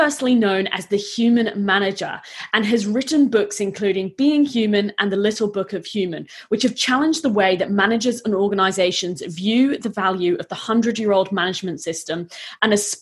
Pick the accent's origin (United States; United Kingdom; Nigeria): United Kingdom; now in Australia; as a Brit